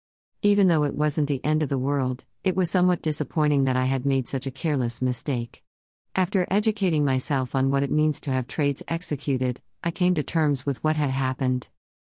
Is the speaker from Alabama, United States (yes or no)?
no; North Carolina, United States; I was born in North Carolina and I've been here ever since. In the future, I plan to move out of North Carolina and travel